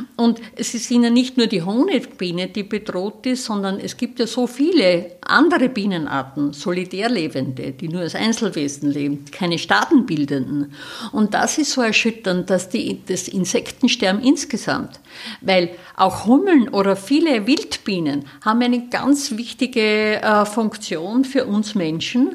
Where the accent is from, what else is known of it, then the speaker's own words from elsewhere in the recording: Styria, Austria; now in Salzburg, Austria; in der Steiermark, in meiner Heimat, in der, jetzt in der Südoststeiermark